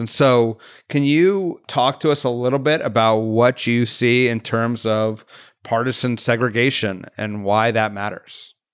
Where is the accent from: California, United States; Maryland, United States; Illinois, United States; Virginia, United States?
California, United States; Santa Cruz; I'm from Santa Cruz, California, and so I am certainly living in a partisan, segregated community